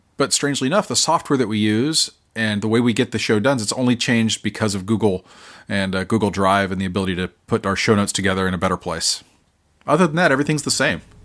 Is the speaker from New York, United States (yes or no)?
no; Oklahoma, United States; now in South Carolina, United States; I'm from Oklahoma